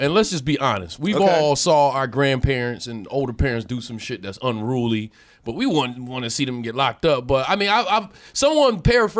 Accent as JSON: {"language": "English", "town": "Buffalo", "region": "New York", "country": "United States", "tie": "born or raised there", "said": "No, Buffalo."}